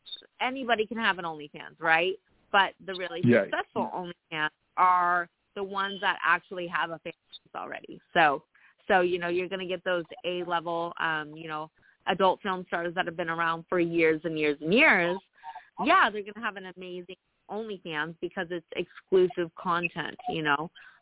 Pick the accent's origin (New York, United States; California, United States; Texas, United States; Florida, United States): California, United States; I'm actually from Northern California, so I should initially be a 49er fan.